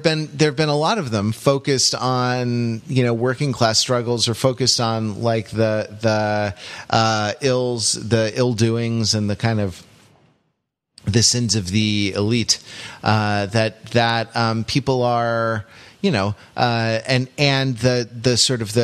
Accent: United States; an American

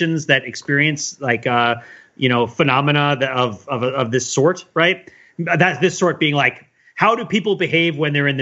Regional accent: New Jersey, United States; I grew up in New Jersey

